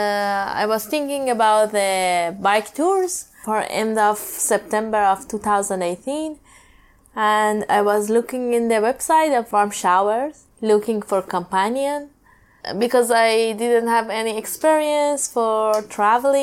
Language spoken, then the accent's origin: English; Iran; English is a second language; also born or lived in Tehran, Iran; I'm from Iran, and I live in capital, Tehran.